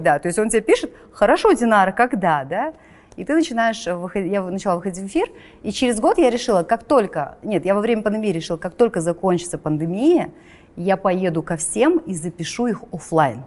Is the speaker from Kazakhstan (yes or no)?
yes; Kazakhstan; also born or lived in Astana; мы, казахи